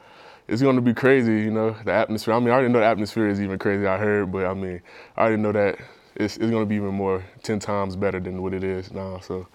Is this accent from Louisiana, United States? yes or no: yes; New Orleans, Louisiana, United States; moved away as an adult; also born or lived in Kansas; Yeah, so I'm from New Orleans, Louisiana. You know, grew up there, got a brother, two sisters, mom, and then went to Warren Eastern Charter High School in New Orleans, Louisiana.